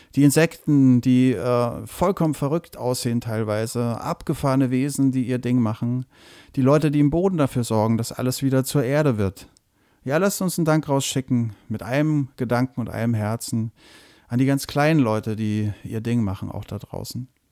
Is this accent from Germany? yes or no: yes; near Würzburg, Bavaria, Germany; moved away; wo ich aufgewachsen bin, nämlich bei Würzburg